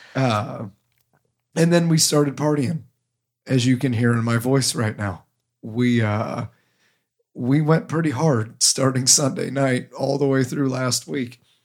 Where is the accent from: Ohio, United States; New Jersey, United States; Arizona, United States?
Ohio, United States; now in New England, United States; I am from Ohio